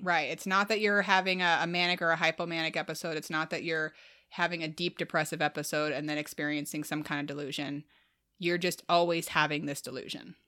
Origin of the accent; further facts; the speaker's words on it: Midwest, United States; as a Midwesterner